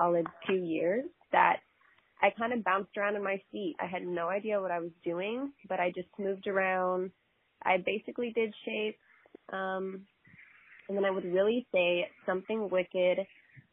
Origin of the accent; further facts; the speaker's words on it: Texas, United States; I am Texas born and raised